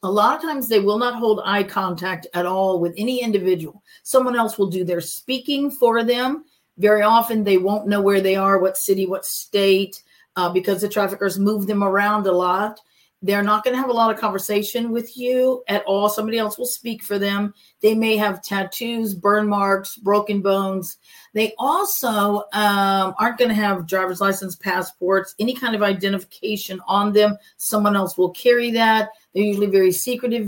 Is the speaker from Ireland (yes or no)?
no; Cape Coral, Florida, United States; also born or lived in Fort Myers; I'm actually from Florida, and then I did graduate high school in Fort Myers